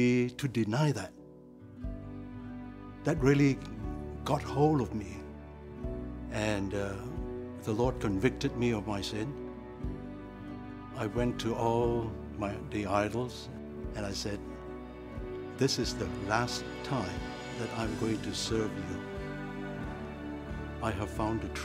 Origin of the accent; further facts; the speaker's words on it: Malaysia; I was born in Malaysia in 1947. My family were idol worshippers